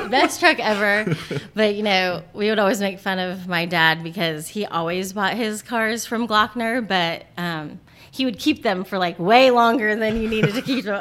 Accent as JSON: {"language": "English", "town": "Portsmouth", "region": "Ohio", "country": "United States", "tie": "born or raised there", "also_born_or_lived": "North Carolina / Charleston, West Virginia", "moved": "as an adult", "lives_now": "California, United States", "said": "I grew up in Portsmouth, Ohio"}